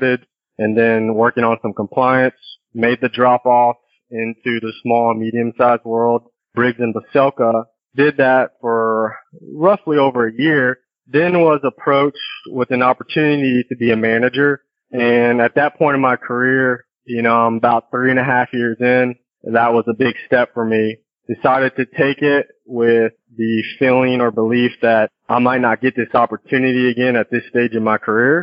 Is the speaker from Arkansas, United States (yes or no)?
no; El Campo, Texas, United States; I'm a small town guy, so I grew up in El Campo, Texas